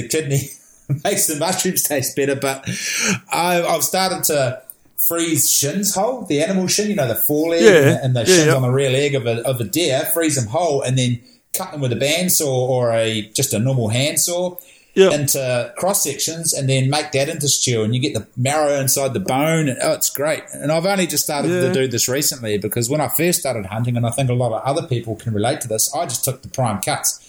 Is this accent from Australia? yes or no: no; Napier, Hawke's Bay, New Zealand; also born or lived in National Park, New Zealand; we grew up in Napier, so there was no deer on the outskirts of Napier back in the day